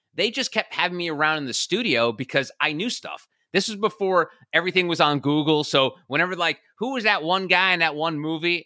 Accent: New Jersey, United States; now in Charleston, United States; I'm originally from the New York City area, born and raised in New Jersey, currently in Charleston, South Carolina

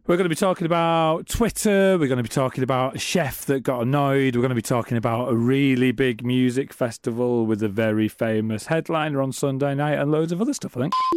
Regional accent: Middlesbrough, North East England, United Kingdom; I'm from Middlesbrough.

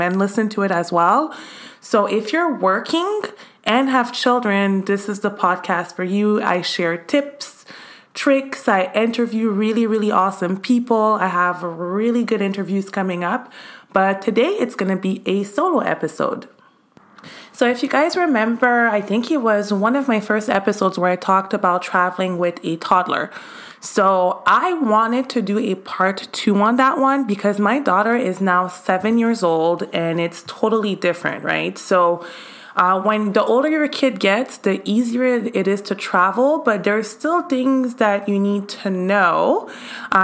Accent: Montreal, Quebec, Canada; now in United States; since I was a kid in Canada, actually, I'm from Canada

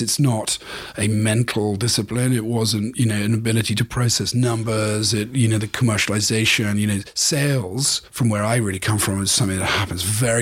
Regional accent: Cornwall, South West England, United Kingdom; moved away as an adult; also born or lived in United States; He and I grew up together in Cornwall.

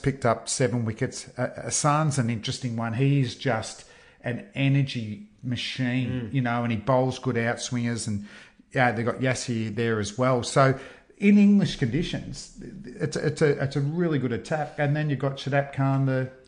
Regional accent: Australia; as an Australian fan

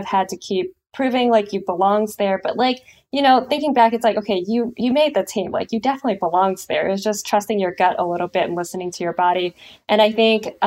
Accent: San Lorenzo, California, United States; also born or lived in San Diego; I grew up in San Leandro, San Lorenzo to be specific, and that's on the East Bay.

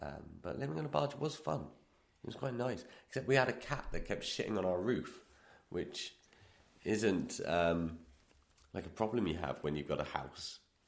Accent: Milton Keynes, South East England, United Kingdom; because I grew up in Milton Keynes. Milton Keynes is man-made in the 60s.

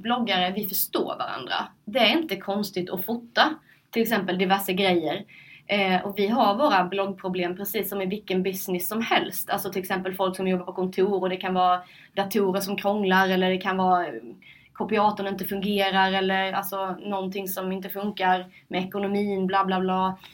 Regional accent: Sölvesborg, Blekinge, Sweden; moved away; also born or lived in Linköping; jag flyttade till Linköping och jag ville att mina vänner hemma i Sölvesborg, min familj och släkt skulle veta vad jag sysslade med

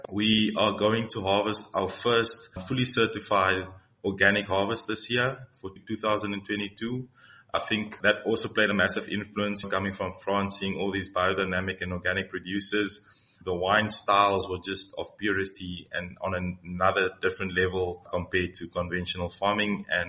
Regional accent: George, Western Cape, South Africa; Carratara is a small village close to George, where I grew up in the Garden Route.

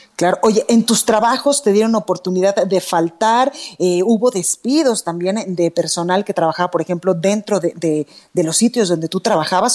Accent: Jalisco, Mexico; los que vivimos acá y los que somos de Jalisco

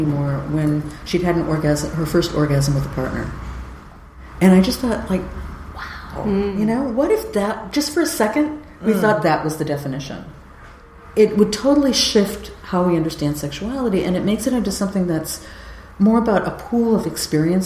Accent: California, United States; I'm from California

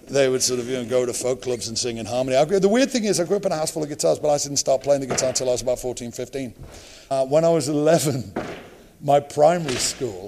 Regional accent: Liverpool, North West England, United Kingdom; moved away; When I was growing up in Liverpool, it was kind of a place you left

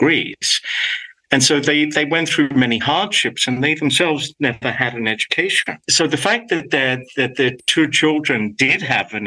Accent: Sydney, New South Wales, Australia; accent: Australian; first language Greek; English is a second language; moved away as an adult; now in Los Angeles, United States; I grew up in Australia, of course, as you can tell from my accent

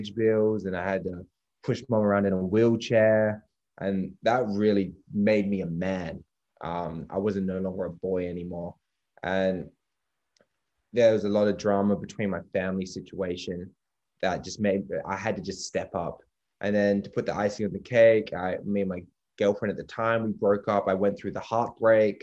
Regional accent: Perth, Western Australia, Australia; that's my hometown

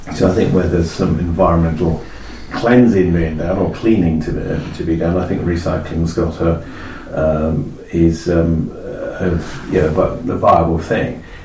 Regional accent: Epping Forest, East of England, United Kingdom; I come from Epping Forest

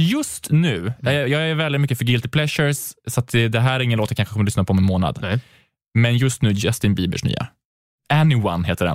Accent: Karlstad, Värmland, Sweden; moved away; i Karlstad, där jag är ifrån, då, där spelade jag mycket teater

